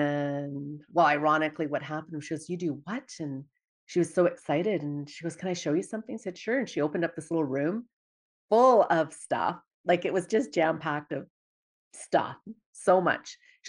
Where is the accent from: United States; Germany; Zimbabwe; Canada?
Canada; Dawson Creek, British Columbia; I'm originally from Dawson Creek, BC, small town.